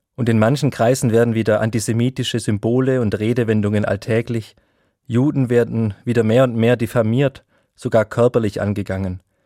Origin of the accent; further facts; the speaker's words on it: Germany; also born or lived in Ellwangen; als Deutscher